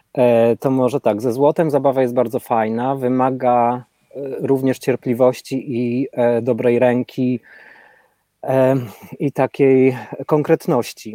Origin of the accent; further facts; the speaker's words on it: Rzeszów, Subcarpathian Voivodeship, Poland; now in Portugal; ja pochodzę z tej lepszej dzielnicy